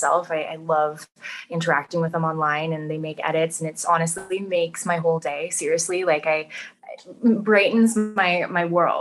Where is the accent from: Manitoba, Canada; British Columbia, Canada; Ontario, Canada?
British Columbia, Canada; Vancouver; being born and raised in Vancouver